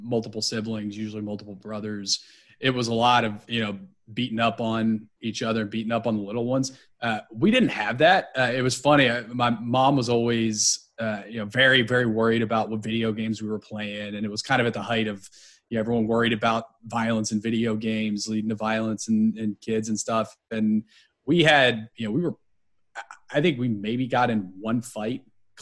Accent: Nashville, Tennessee, United States; also born or lived in Philadelphia; I was born in Philadelphia, raised in Nashville, Tennessee. I moved there when I was 13 months old.

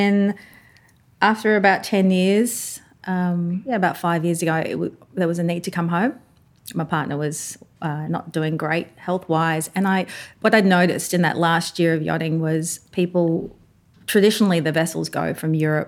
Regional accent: Papua New Guinea; moved away as an adult; I'm born and raised in Papua New Guinea

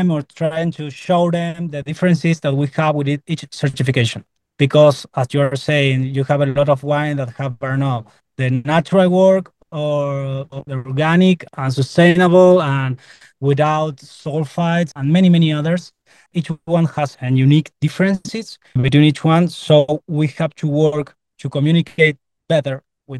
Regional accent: Tupungato, Mendoza, Argentina; including myself, we are from Chupungato, that is a region inside Uco Valley

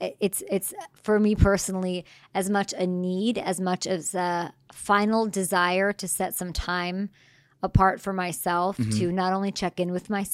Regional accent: Chicago, Illinois, United States; born there; Well, I was born in Chicago, so...

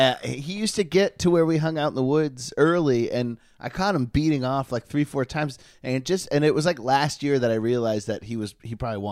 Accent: Maine, United States; also born or lived in Georgia; well, where I grew up in Maine and Georgia, both places.

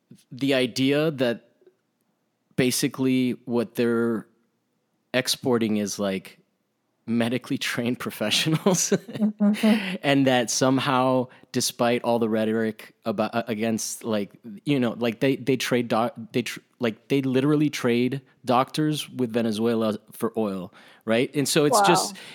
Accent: Rome, Lazio, Italy; I mean, I grew up in Italy and there was a period where that shit was crazy.

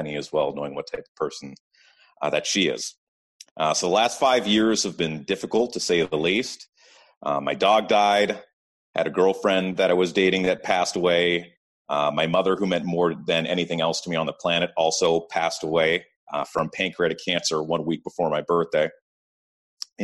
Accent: Ottawa, Ontario, Canada; born and raised in Ottawa

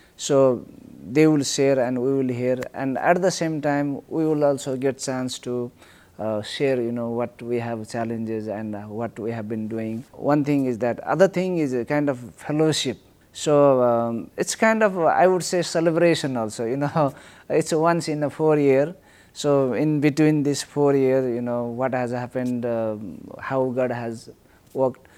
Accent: Nepal; I live in Kathmandu. I'm from Nepal.

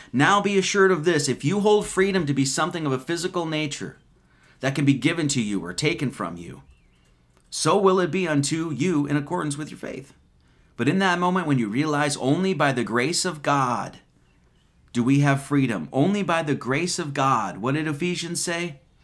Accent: Wisconsin, United States; I'm an Irish American. I was born in Wisconsin

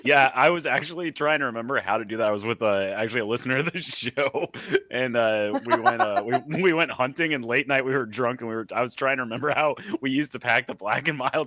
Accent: the South, United States; I grew up in the South, man.

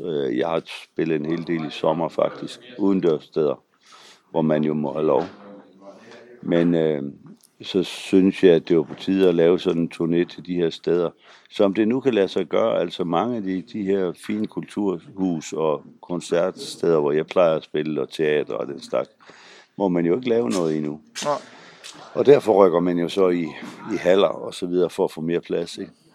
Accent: Frederikshavn, North Denmark Region, Denmark; Og jeg kommer jo selv fra Frederikshavn

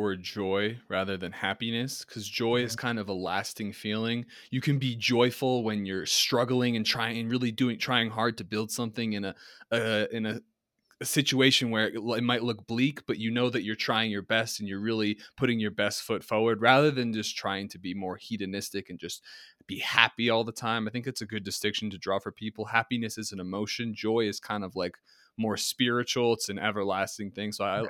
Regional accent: New Jersey, United States; accent: New Jersey; also born or lived in Colorado; so I've lived in Colorado for like almost 10 years now, and people say that my New Jersey accent is kind of dissipated

